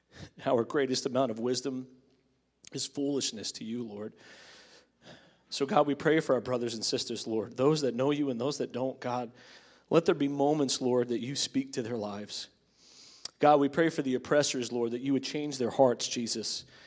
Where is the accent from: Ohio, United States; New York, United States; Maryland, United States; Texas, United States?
New York, United States; Long Island; the church I grew up in on Long Island